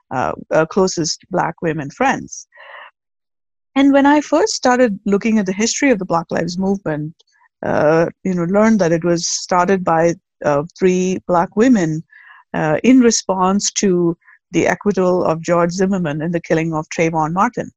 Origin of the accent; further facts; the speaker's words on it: South India, India; moved away as an adult; also born or lived in Agra, India; now in United States; I'm originally from the South